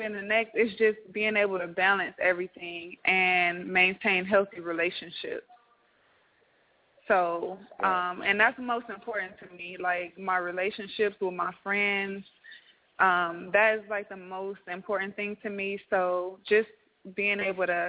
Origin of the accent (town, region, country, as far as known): Compton, California, United States; now in Atlanta, United States